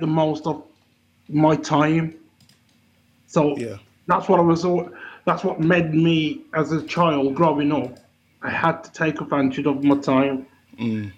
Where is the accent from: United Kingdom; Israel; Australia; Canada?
United Kingdom; Bilston, West Midlands; accent: Wolverhampton; growing up in Bilston, where my area was